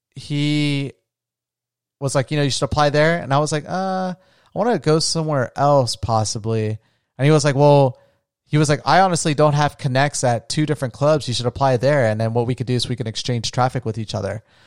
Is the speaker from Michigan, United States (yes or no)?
no; New Smyrna Beach, Florida, United States; moved away as an adult; also born or lived in Colombia / Las Vegas; where I grew up in New Smyrna Beach